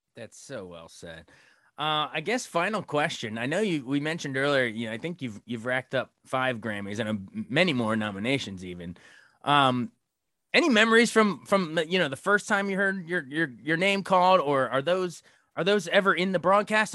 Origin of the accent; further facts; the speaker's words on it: Frederick, Maryland, United States; my hometown of Frederick, Maryland